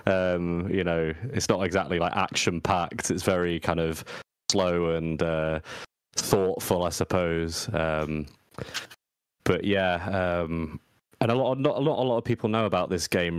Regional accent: England, United Kingdom; I'm English

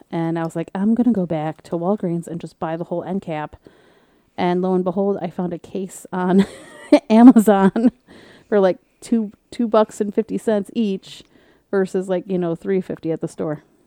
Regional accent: Michigan, United States; I'm from Michigan

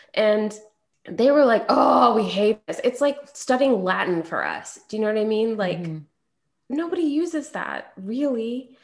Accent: India; it's a little strange as an Indian woman to take a yoga class taught by people who did not grow up in Indian yoga culture

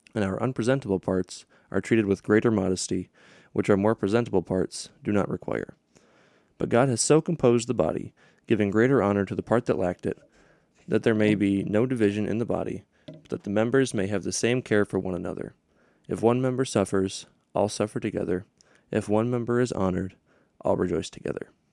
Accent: Hudsonville, Michigan, United States; I grew up in Hudsonville, Michigan, which is near Grand Rapids.

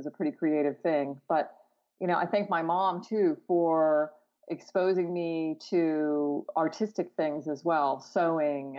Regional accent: Clearwater, Florida, United States; also born or lived in Albany, New York; I was born in Albany, but my parents moved to Florida when I was about a year old. So while I can claim it as my place of birth, I really can't claim it as my hometown or where I grew up, but have visited there quite often with my relatives. Where I grew up in Florida, Clearwater, Florida, on the West Coast

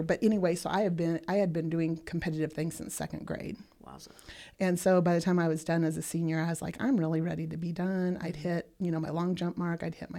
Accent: Bertrand, Nebraska, United States; No, I grew up actually in Bertrand until I was 7. I didn't say Bertrand.

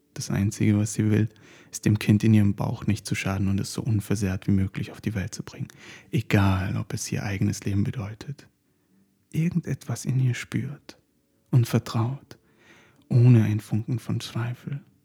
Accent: Turkey; now in Germany; Wir sind ländlich auf den Bergen in der Türkei aufgewachsen

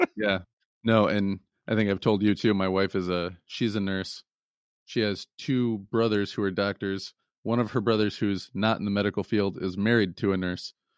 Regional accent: Lansing, Michigan, United States; moved away; I'm originally from the Lansing, Michigan area

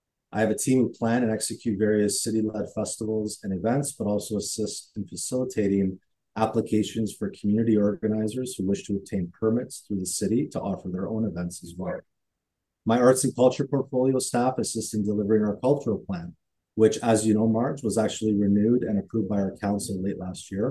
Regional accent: Canada; I was born here in Canada, growing up, I was immersed in learning about the traditions handed down by my parents

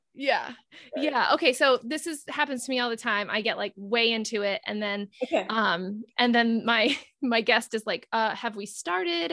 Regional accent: North Kingstown, Rhode Island, United States; I'm from North Kingstown

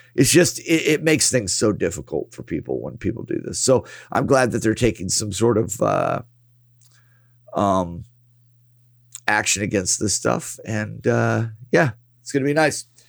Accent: United States; as an American yeah. as American citizens

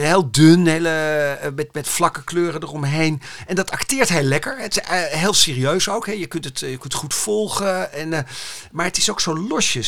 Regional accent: Amsterdam, North Holland, Netherlands; Amsterdam-Zuid, waar ik vandaan kom. Dit is mijn buurt. Hier, dit is mhm. gewoon de architectuur van, van mijn jeugd

